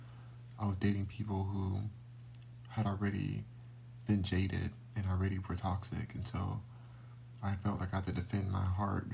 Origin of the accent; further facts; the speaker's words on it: Los Angeles, California, United States; I was born in Los Angeles. Born and raised